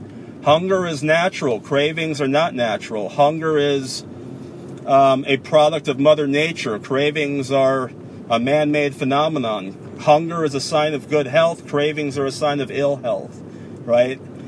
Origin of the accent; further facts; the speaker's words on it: San Francisco, California, United States; now in Concord, United States; I moved from San Francisco to Concord, California, after having lived in San Francisco for over 44 years